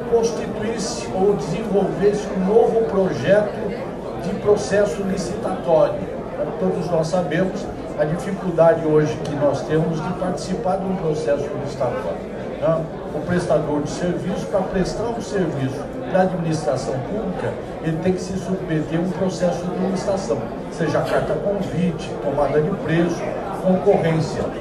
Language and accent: Portuguese; Avaré, São Paulo, Brazil; accent: caipira; moved away as an adult; now in São Paulo, Brazil; eu sou caipira, minha ideia era formar em São Paulo e voltar para a cidade mais importante do Brasil, que é Avaré, coincidentemente onde eu nasci.